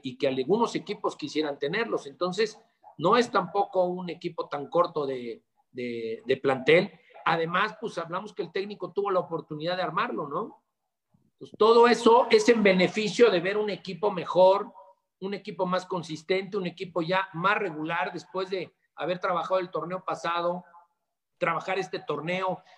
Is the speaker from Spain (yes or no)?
no; Puebla, Mexico; Soy poblano de nacimiento